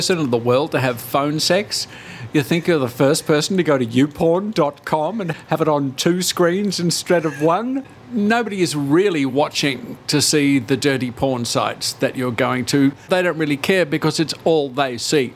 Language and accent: English; Melbourne, Victoria, Australia; We're from Melbourne too